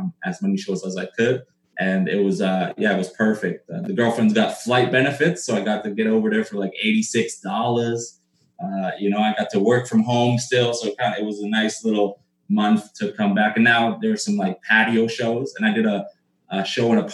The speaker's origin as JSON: {"language": "English", "region": "Alberta", "country": "Canada", "moved": "as an adult", "lives_now": "Toronto, Canada", "said": "I'm from Alberta originally, but I've been out here for like 7 years"}